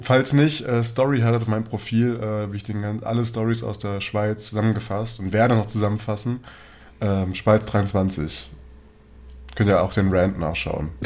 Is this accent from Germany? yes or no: yes; Germany; bei uns in Deutschland